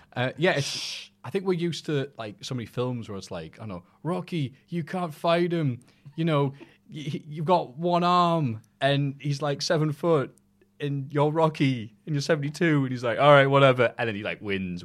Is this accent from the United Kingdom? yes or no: yes; United Kingdom; I am British